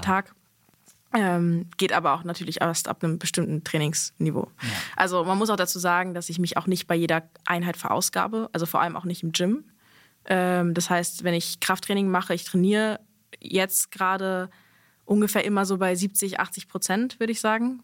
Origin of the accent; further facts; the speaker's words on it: Berlin, Germany; Ich bin ja in Berlin aufgewachsen, vor allem in Westberlin